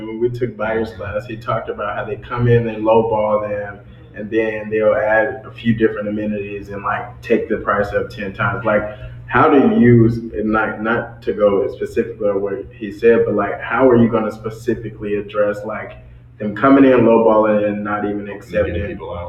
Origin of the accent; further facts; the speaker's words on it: Atlanta, Georgia, United States; now in Washington, D.C., United States; Like, again, I'm not from DC, I'm from Atlanta